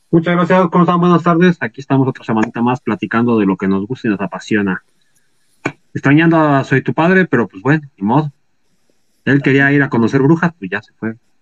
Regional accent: Mexico; si somos mexicanos

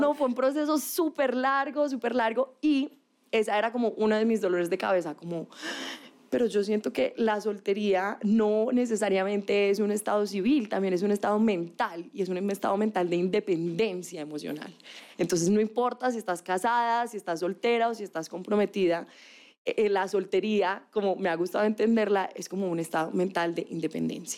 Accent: Manizales, Caldas, Colombia; moved away; Estudié comunicación, soy de Manizales, que es una ciudad

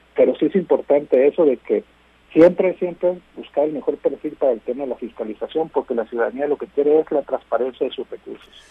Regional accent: Mexico; nosotros como mexicanos

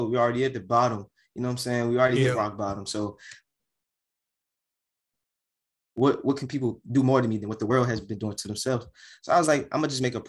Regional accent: Hyattsville, Maryland, United States; I grew up in Prince George's County, Hyattsville, Tillam, Langley Park, Adelphi area

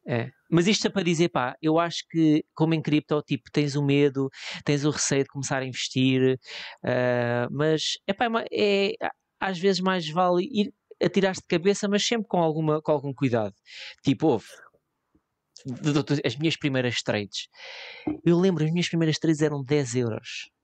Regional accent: Leiria, Leiria District, Portugal; Eu, eu em Leiria, eu sou, eu sou de Leiria

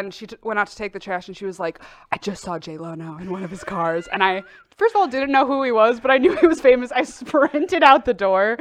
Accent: Oak Park, Illinois, United States; also born or lived in Chicago, Illinois; I grew up in Oak Park, Illinois

